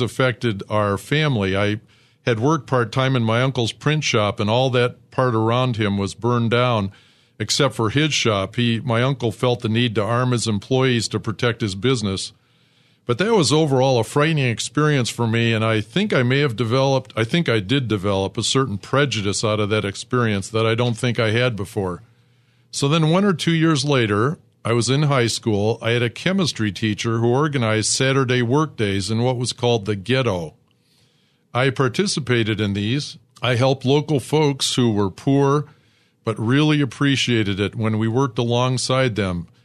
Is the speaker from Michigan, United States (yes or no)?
yes; suburb outside of Detroit, Michigan, United States; I was born in Detroit, but I grew up in an all white suburb outside of Detroit.